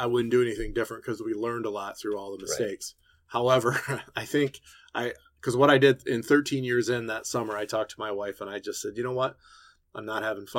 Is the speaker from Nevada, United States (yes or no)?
no; Jackson, Michigan, United States; also born or lived in Detroit / Lansing; I was from Jackson